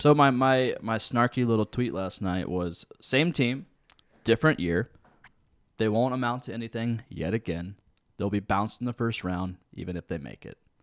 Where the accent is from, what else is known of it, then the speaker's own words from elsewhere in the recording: Lancaster, United States; I grew up out in Lancaster.